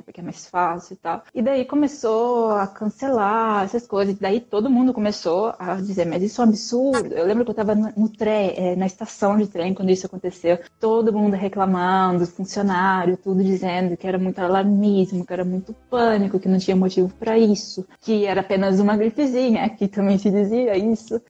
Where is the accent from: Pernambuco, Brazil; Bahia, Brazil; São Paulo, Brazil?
São Paulo, Brazil; moved away; eu sou de São Paulo, eu tenho mais informação de lá